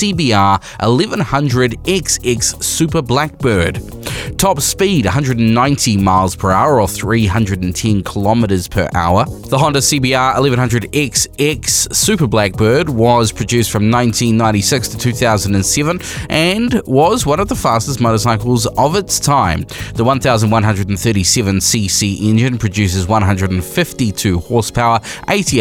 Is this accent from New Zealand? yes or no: yes; New Zealand; We are Kiwi motorcyclists